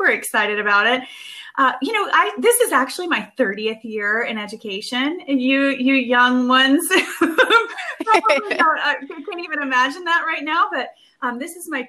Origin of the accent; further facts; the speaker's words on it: Georgia, United States; my home state of Georgia